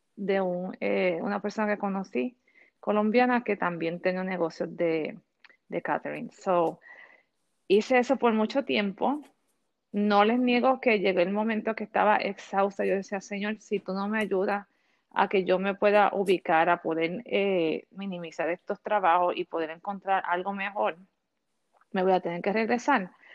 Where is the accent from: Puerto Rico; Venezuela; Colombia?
Puerto Rico; moved away as an adult; now in Orlando, United States; soy natural de Puerto Rico. Llevo alrededor de 13 años viviendo aquí en Orlando.